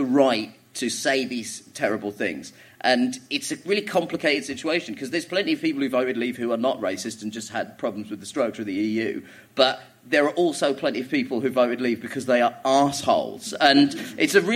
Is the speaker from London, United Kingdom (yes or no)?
yes; Croydon, London, United Kingdom; also born or lived in Orpington; I grew up in Croydon, which is a shithole, but it is a very multicultural shithole